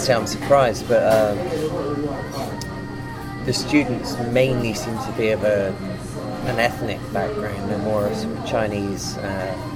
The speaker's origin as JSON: {"language": "English", "town": "Bristol", "region": "South West England", "country": "United Kingdom", "tie": "born or raised there", "moved": "as an adult", "lives_now": "Toronto, Canada", "said": "In England, in Bristol, my hometown"}